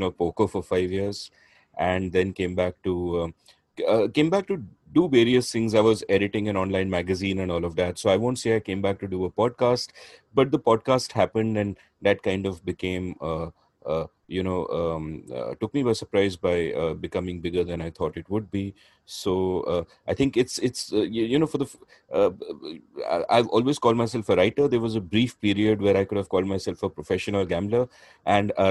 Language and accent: English; India; first language English; I'm half Bengali. And, when I was a kid, we grew up speaking Bengali at home, but outside in the city, we would speak Hindi